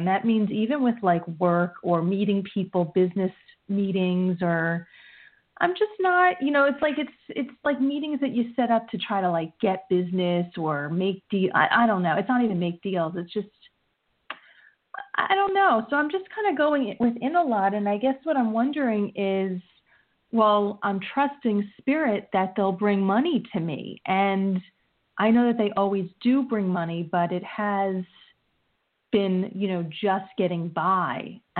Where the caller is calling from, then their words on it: New Jersey, United States; Jessica, New Jersey.